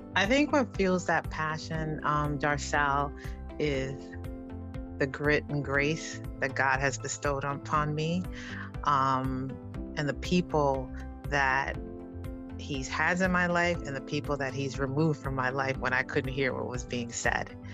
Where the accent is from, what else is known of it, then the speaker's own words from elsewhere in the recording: New York City, New York, United States; growing up in the South Bronx in Harlem